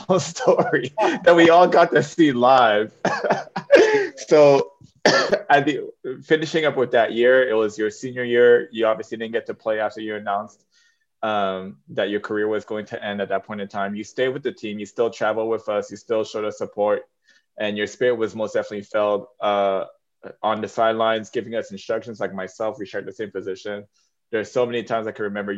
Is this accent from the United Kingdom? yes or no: no; Canada; I came from a less privileged background growing up in Canada.